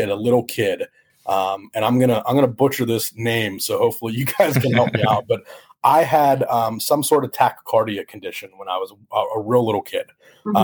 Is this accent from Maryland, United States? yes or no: no; Johnstown, Pennsylvania, United States; moved away as an adult; also born or lived in State College, Pennsylvania; in Johnstown, my hometown